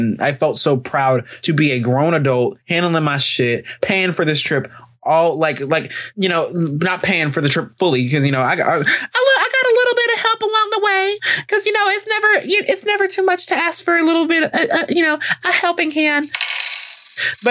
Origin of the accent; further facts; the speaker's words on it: Alabama, United States; I'm from Alabama.